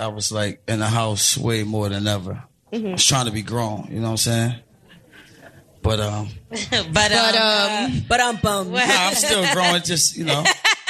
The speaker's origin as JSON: {"language": "English", "town": "Philadelphia", "region": "Pennsylvania", "country": "United States", "said": "I am from North Philly, so if y'all from Philly, like, keep it lit for me."}